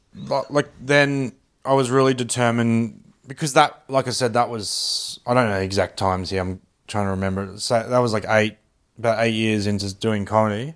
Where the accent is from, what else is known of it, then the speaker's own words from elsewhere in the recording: Australia; I'm this Aussie bloke from the suburbs